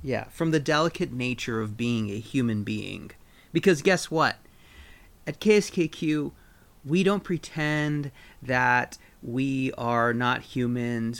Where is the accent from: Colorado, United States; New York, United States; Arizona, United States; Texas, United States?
Arizona, United States; southern; now in Rogue Valley, Oregon, United States; I am originally from southern Arizona.